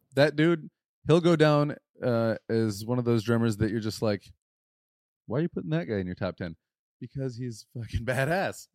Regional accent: West Michigan, United States; we're from West Michigan

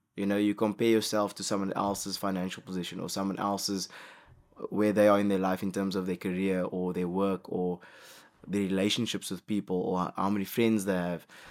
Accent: South Africa; as a South African

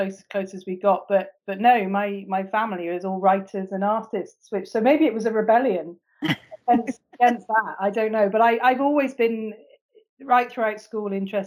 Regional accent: Bristol, South West England, United Kingdom; moved away as an adult; also born or lived in Swansea; I'm from Bristol originally

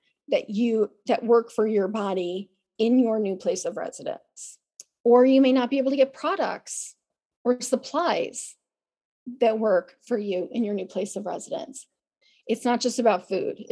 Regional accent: Chicago, Illinois, United States; now in California, United States; I grew up in the Chicago area

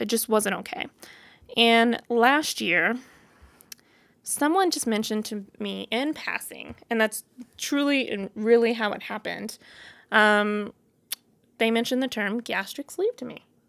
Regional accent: Boonville, Missouri, United States; moved away as an adult; now in Denver, United States; I was born and raised in Missouri, a little town called Booneville

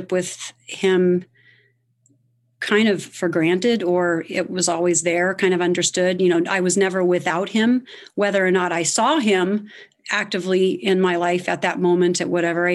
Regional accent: Evansville, Indiana, United States; moved away as an adult; also born or lived in Greenville, South Carolina; I was born in Evansville, Indiana, so I'm an Indiana girl

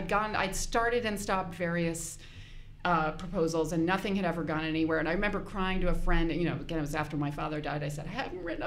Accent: New York, United States; I grew up in New York

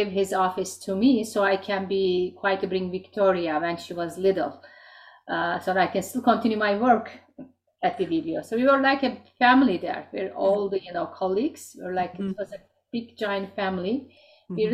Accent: Turkey; moved away as an adult; now in Richmond Hill, Canada; I came from originally from Turkey

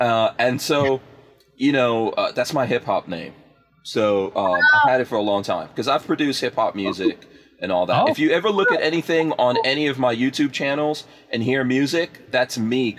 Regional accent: New York, United States; I'm a New Yorker. Yeah.

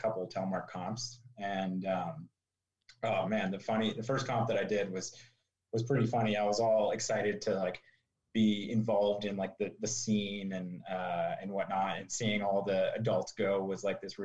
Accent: South Bay, Bay Area, California, United States; I grew up in California, in the Bay Area, South Bay, like kind of near Santa Cruz.

